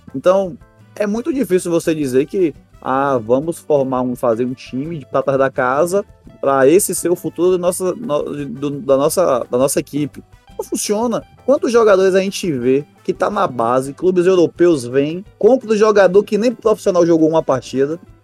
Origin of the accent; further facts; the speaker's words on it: Bahia, Brazil; somos da Bahia